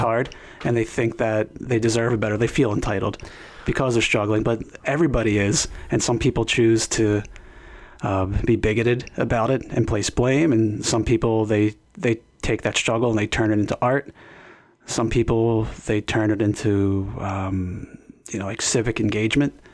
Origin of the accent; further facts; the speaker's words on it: Philadelphia, Pennsylvania, United States; I was born in South Philadelphia.